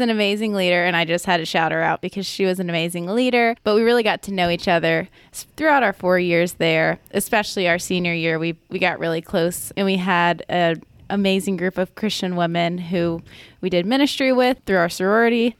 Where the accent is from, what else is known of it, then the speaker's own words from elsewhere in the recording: Augusta, United States; I am from Augusta